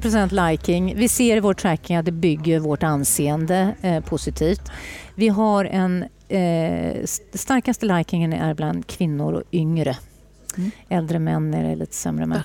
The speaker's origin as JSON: {"language": "Swedish", "area": "northern Bohuslän", "region": "Västra Götaland", "country": "Sweden", "moved": "yes", "lives_now": "Stockholm, Sweden", "said": "har jag ett hem i Bohuslän, norra Bohuslän, där jag kommer ifrån"}